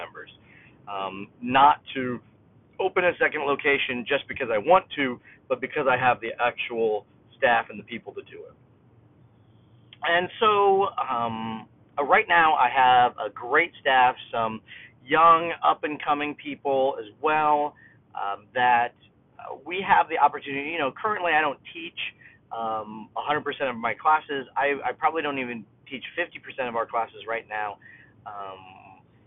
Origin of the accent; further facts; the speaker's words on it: Kendallville, Indiana, United States; opened my own school in my hometown of Kendallville, Indiana, in 2002